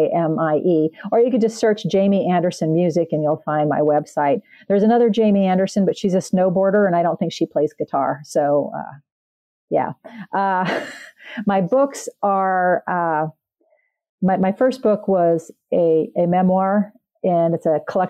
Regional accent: Canada; I'm Canadian

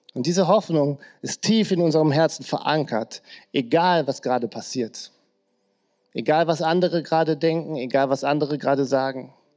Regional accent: Krefeld, North Rhine-Westphalia, Germany; In der Gegend, wo ich aufgewachsen bin, äh, genauer gesagt, genau bei mir auf der Straße, stand früher ein Bunker noch aus dem Krieg

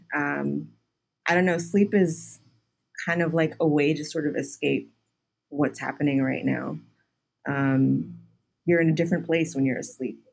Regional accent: Houston, Texas, United States; moved away; also born or lived in New York; I grew up in Houston

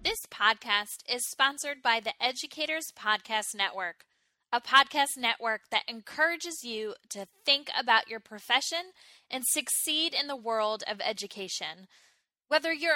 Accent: United States

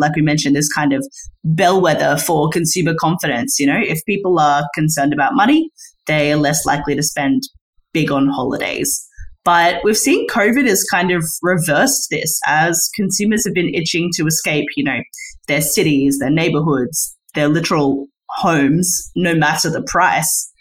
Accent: Australia; speaking as an Australian

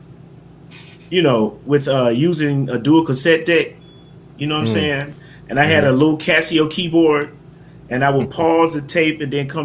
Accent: Memphis, Tennessee, United States; moved away; also born or lived in Atlanta, Georgia; I'm originally from Memphis, Tennessee. Partially raised in Atlanta, Georgia.

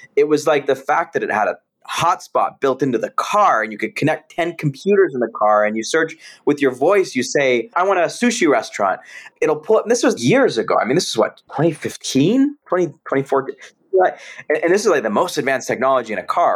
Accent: San Jose, California, United States; I was born and raised in San Jose, California

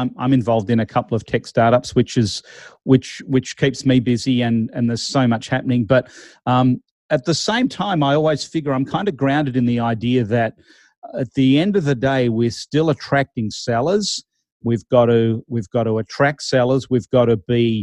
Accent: Australia; I'm Australian

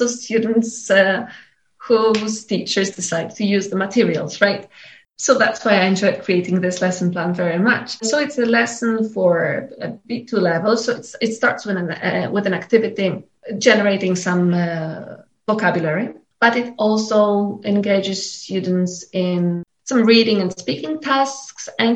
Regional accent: Poland; I'm from Poland.

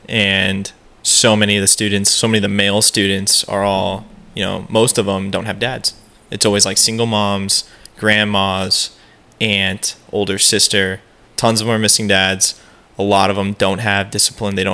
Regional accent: Peoria, Arizona, United States; Growing up in Peoria.

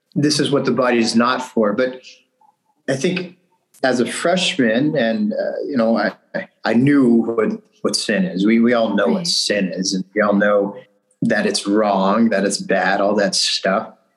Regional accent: Bakersfield, California, United States; moved away as an adult; also born or lived in Willamette Valley, Oregon; now in Mount Angel, United States; I'm from Bakersfield, California. This is the south central part of California

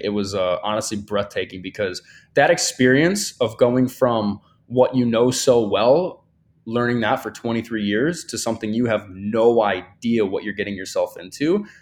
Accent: Michigan, United States; now in Miami, United States; I'm from Michigan, right? I grew up with very little opportunity in comparison to Miami, right?

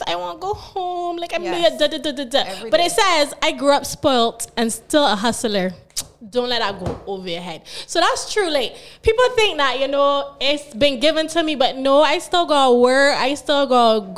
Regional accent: Barbados; I was born here in Barbados. I went to school at St. Gabriel's, then I went to St. Winifred's.

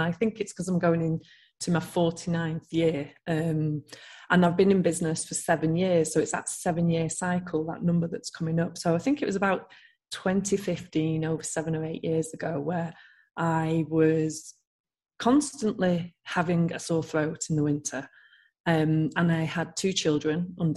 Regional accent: Manchester, North West England, United Kingdom; moved away; I'm from Manchester originally

